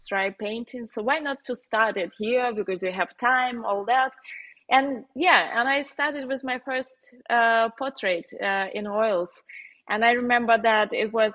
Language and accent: English; Moscow, Russia; accent: Slavic; English is a second language; moved away as an adult; also born or lived in Ukraine; now in Germany; when I was like around 8, I moved to Russia, to Moscow, where my mom was living. And then we like I went to university there